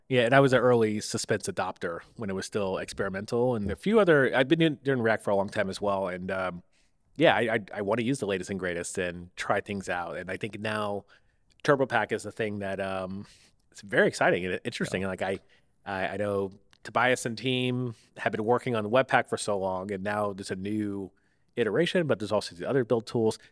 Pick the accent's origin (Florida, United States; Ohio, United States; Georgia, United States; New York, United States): Florida, United States; Tampa; moved away as an adult; also born or lived in Oakland; now in San Francisco Bay Area, United States; I'm from Tampa